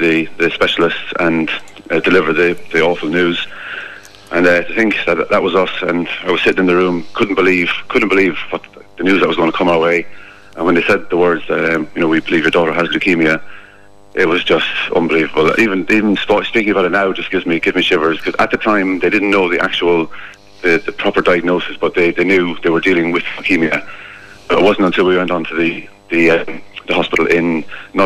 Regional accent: Threecastles, Leinster, Ireland; also born or lived in Kilkenny / Freshford; I was born in Kilkenny, obviously, lived in Threecastles, and I went to school in Freshford

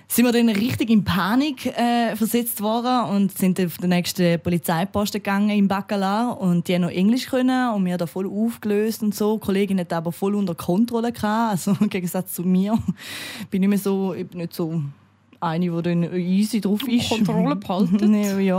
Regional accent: Austria; weil ich bin ja Österreicherin, also ich habe äh, Doppelbürger und also ich bin Doppelbürger und ich habe halt den Österreicher Pass verloren.

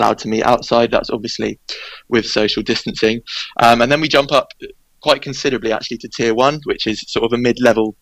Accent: England, United Kingdom; accent: English; now in Edinburgh, United Kingdom; obviously by the sound of my voice, I'm English

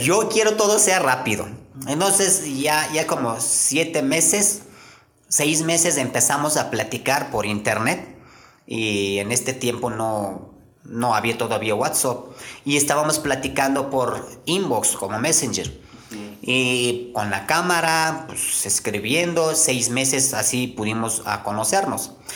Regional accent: Konya, Turkey; first language Turkish; Spanish is a second language; moved away as an adult; now in Querétaro, Mexico; yo nací en un, en un rancho y ya después de crecimos como adolescente, ya fui a su edad, empecé a trabajar. Y mi ciudad se llama conia le llaman

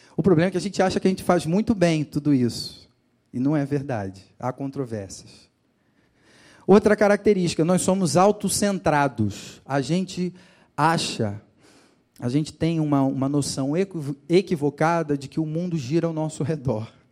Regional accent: Rio de Janeiro, Brazil; moved away; no litoral do Rio de Janeiro, de onde eu sou. Quem não me conhecia já, já sabe que eu sou de lá, né? por, por conta do meu sotaque

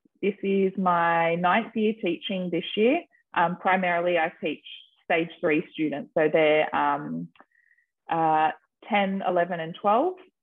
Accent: Australia; I am Australian

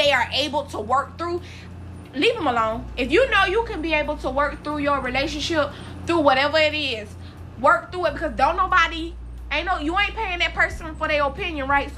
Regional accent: South Carolina, United States; my roots, I am from South Carolina

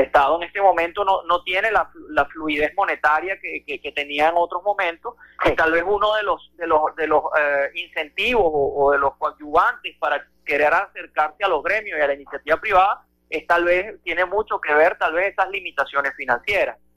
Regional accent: Venezuela; como venezolanos

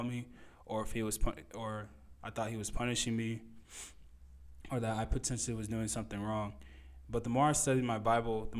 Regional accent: United States; especially growing up in America, living in America with a very materialistic idea

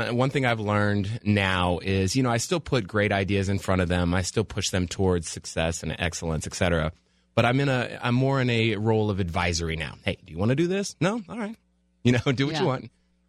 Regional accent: Phoenix, Arizona, United States; moved away as an adult; also born or lived in Miami, Florida / Chicago; now in Los Angeles, United States; No, I was born in Miami, Florida, and migrated to Chicago. My family's from Chicago. I have some family here, too, and then but spent most of my time growing up in Phoenix, Arizona.

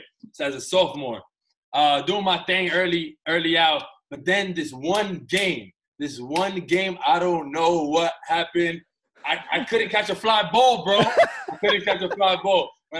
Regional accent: New York City, New York, United States; born and raised in New York City. I'm 27 years old, come from an Afro-Latino background.

